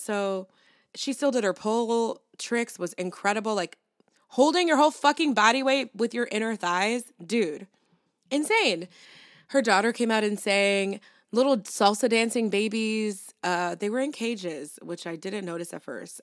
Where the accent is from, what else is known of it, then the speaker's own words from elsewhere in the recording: New York City, New York, United States; as a New Yorker.